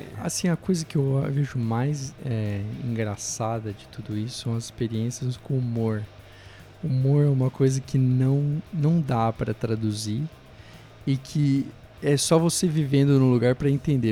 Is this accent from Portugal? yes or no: no; Araranguá, Santa Catarina, Brazil; also born or lived in Curitiba / Montreal; now in Vancouver, Canada; vim de Curitiba, mas sou natural de Santa Catarina, uma cidade chamada Araranguá